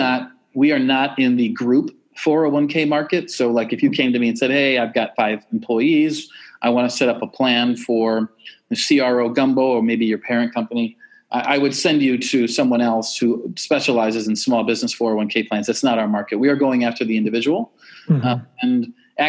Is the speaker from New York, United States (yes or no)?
yes; Western New York, United States; now in Austin, United States; I grew up in Western New York